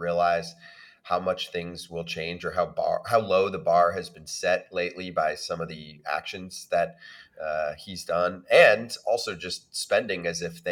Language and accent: English; New York area, United States; I grew up in the New York area